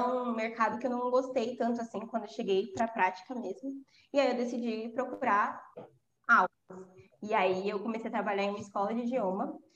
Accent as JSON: {"language": "Portuguese", "region": "São Paulo", "country": "Brazil", "said": "eu sou de São Paulo né falei isso na introdução mas eu sou de São Paulo e moro aqui eu sou eu sou da zona leste"}